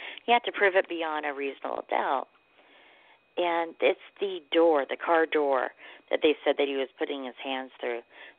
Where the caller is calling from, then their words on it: Tulsa, Oklahoma, United States; I'm calling from Tulsa, Oklahoma.